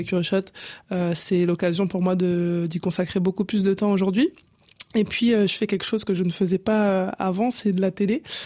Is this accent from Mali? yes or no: no; La Courneuve, Île-de-France, France; also born or lived in Cameroon; J'ai grandi à La Courneuve, en Seine-Saint-Denis. Je suis originaire du Cameroun